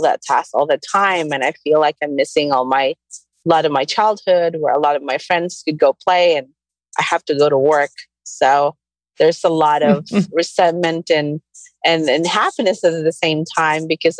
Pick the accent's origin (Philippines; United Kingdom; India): Philippines; Camiguin, Northern Mindanao; I grew up in the Philippines, this tiny island called Camiguin, south of Manila